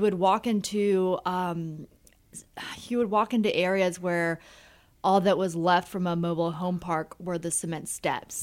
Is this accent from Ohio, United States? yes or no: no; Marietta, Georgia, United States; moved away as an adult; now in Central Pennsylvania, United States; I grew up in Marietta, Georgia